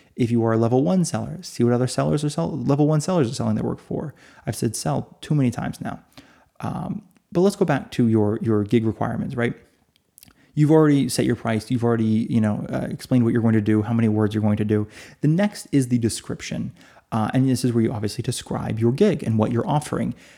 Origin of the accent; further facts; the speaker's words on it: United States; now in Italy; I'm in Italy. Uh, so although I'm American, although I read in English, I am listed as being in Italy.